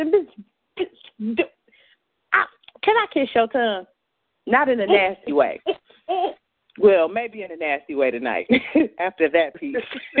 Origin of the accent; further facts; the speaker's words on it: Cleveland, Ohio, United States; I'm from Cleveland.